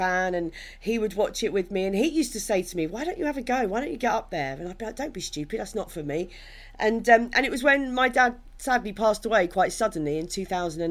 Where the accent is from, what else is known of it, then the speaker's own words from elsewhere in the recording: Maidstone, South East England, United Kingdom; I was brought up in Maidstone in Kent